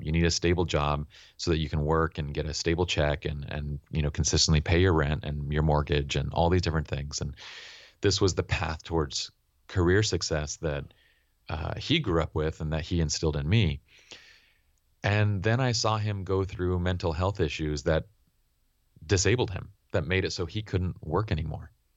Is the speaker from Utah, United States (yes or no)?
yes; Utah, United States; also born or lived in Iran; as immigrants and Iranians living in Utah